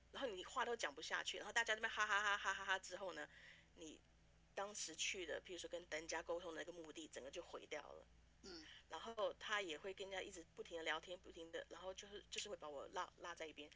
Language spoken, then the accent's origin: Chinese; Taiwan; moved away as an adult; also born or lived in Canada / Vancouver, Canada; now in Fargo, United States; 在台湾长大，然后美，呃，是来美国读大学，后来跟家人移民到加拿大，就开始做事